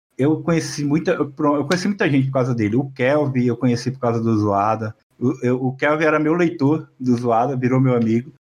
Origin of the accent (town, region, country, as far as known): Região dos Lagos, Rio de Janeiro, Brazil